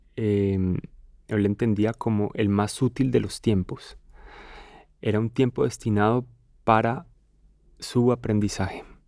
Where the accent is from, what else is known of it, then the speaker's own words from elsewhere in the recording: Colombia; en mi país, en Colombia